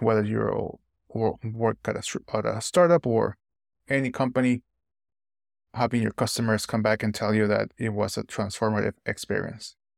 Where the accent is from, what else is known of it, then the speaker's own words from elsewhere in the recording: Nicaragua; moved away as an adult; now in United States; moving to the United States after growing up in Nicaragua for twenty years